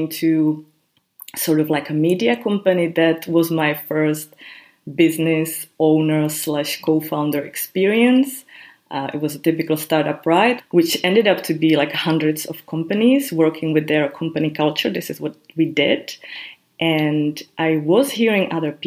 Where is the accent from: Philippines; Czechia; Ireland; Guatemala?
Czechia; also born or lived in Prague; I come from Czech Republic, I live in Prague. And then I think in my country